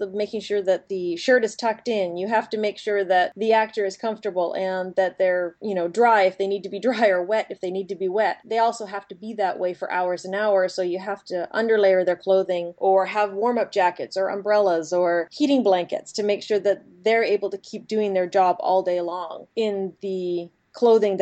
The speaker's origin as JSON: {"language": "English", "town": "Edmonton", "region": "Alberta", "country": "Canada", "tie": "born or raised there", "moved": "yes", "lives_now": "Vancouver, Canada", "said": "when I was growing up in Edmonton, Alberta"}